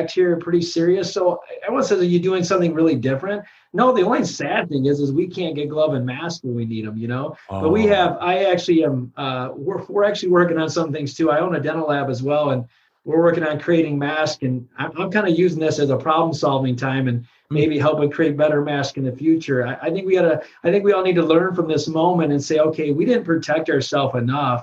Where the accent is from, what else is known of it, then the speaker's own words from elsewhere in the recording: Michigan, United States; I'm from Michigan